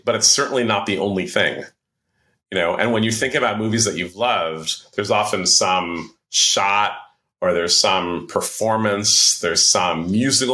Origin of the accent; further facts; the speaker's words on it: San Francisco, California, United States; also born or lived in New York; In 2000, my wife and I moved back to San Francisco from New York.